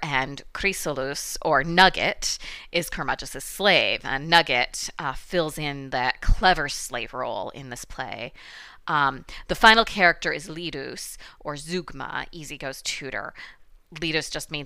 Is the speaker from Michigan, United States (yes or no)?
yes; Michigan, United States; accent: Midwestern Michigan; my Midwestern Michigan accent